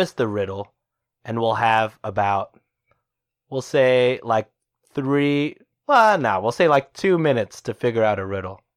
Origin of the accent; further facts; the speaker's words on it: Texas, United States; as a Texan